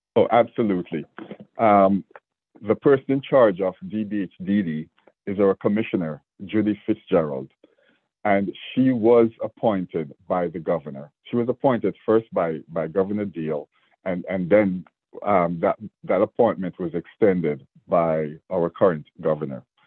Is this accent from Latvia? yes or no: no; Jamaica; moved away as an adult; now in Georgia, United States; I have an accent, and I was born in Jamaica, so I came here as a as a young man